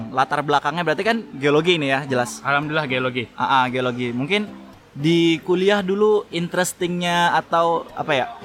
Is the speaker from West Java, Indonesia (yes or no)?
no; Pekanbaru, Riau, Indonesia; Soalnya ini gua kan dari Pekanbaru ya.